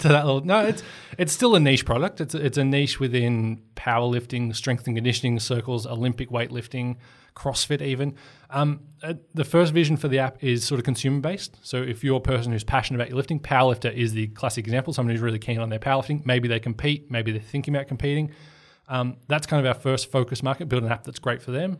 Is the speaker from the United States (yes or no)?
no; Portland, Victoria, Australia; moved away; I was on a bus trip home from my hometown in Portland